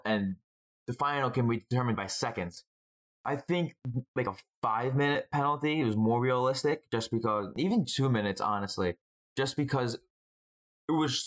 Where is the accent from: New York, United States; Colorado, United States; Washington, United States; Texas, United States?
New York, United States; New York City; I'm from Brooklyn. Nets fan.